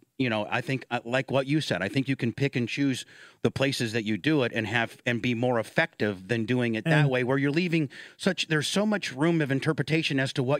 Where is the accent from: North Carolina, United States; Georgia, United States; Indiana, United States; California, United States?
Indiana, United States; I grew up in Indiana before the Colts came.